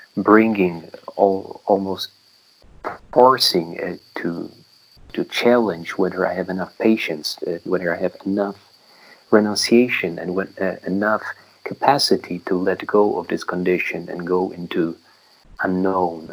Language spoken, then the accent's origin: English; Poland; moved away as an adult; now in Myanmar; community of lay practitioners in my hometown in Poland